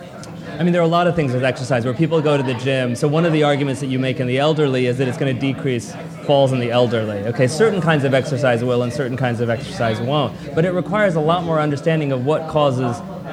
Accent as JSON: {"language": "English", "country": "United States", "tie": "born or raised there", "said": "And I grew up in America, and I'm certainly allowed to be proud of being American."}